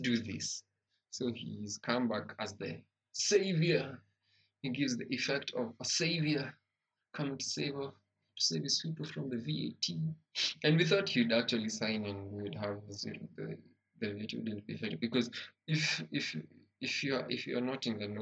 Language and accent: English; Kenya; as a Kenyan